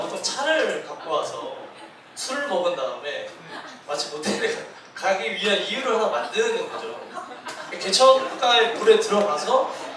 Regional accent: Daegwallyeong old road, Gangwon, South Korea; 제가 그 대관령 옛길에서 태어나고 자랐거든요

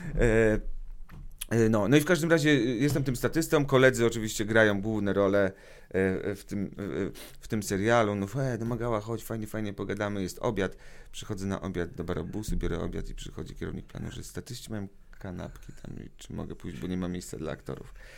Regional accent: Radom, Masovian Voivodeship, Poland; also born or lived in Wrocław; moje w ogóle dzieciństwo i młodość radomską

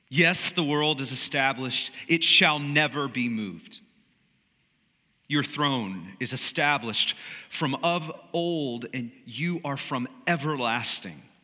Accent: United States; as Americans, as American followers of Jesus.

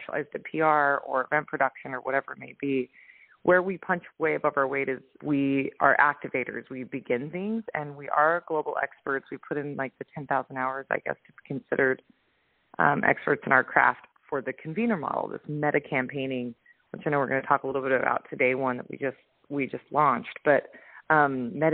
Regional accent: Utah, United States; now in Oahu, United States; I'm originally from Utah. I'm living right now on the North Shore in Oahu.

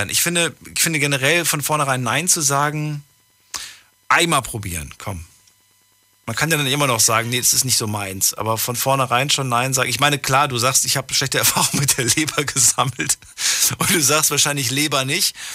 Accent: Sulzbach, Germany; ich komme aus Sulzbach.

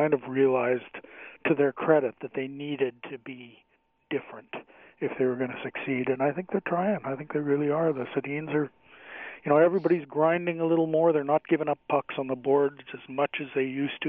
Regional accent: Canada; as a Canadian

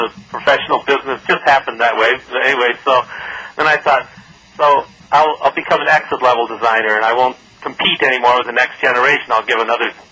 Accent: Detroit, Michigan, United States; I came from Detroit, and my father was an auto worker, and my parents were European immigrants.

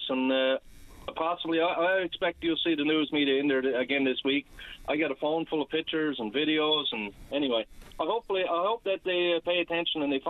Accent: Whitbourne, Newfoundland and Labrador, Canada; also born or lived in Markland; I grew up in Whitburn, and I spent the majority of my life in Markland

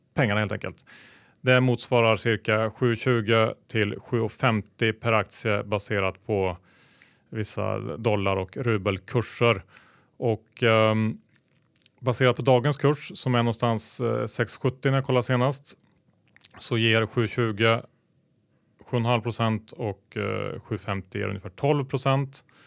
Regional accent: Sweden; som svensk

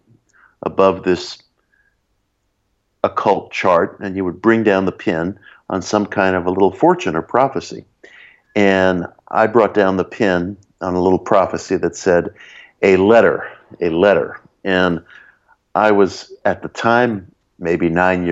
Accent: New York City, New York, United States; the little public library in the town that I grew up in Belrose, in the borough of Queens in New York City

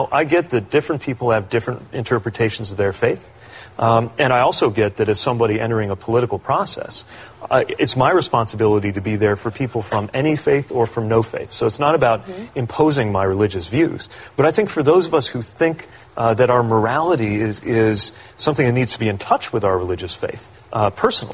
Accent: Indiana, United States; growing up in Indiana

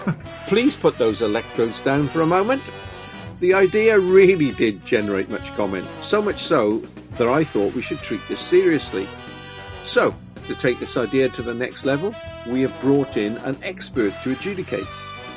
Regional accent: Welsh, Wales, United Kingdom; Also, I'm Welsh

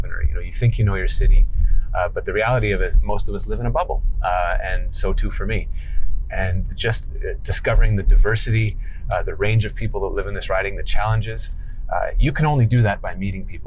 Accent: Montreal, Quebec, Canada; also born or lived in New York City / Stockholm; I'm a guy who was born and raised in Montreal

